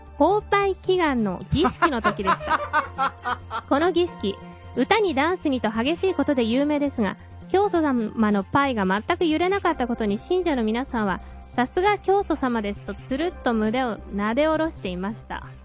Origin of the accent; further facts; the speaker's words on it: Hokkaido, Japan; moved away; 生まれも育ちも北海道で